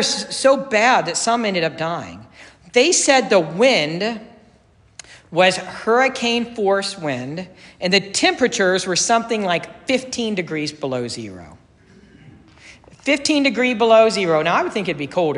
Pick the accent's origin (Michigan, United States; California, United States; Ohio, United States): Ohio, United States; Dayton; I grew up in the Dayton area, and we always talked about the Xenia tornado